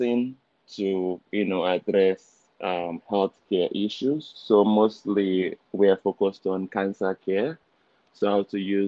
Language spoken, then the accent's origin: English; Nigeria; moved away as an adult; now in Canada; originally I'm from Nigeria. So I was born and raised in Nigeria.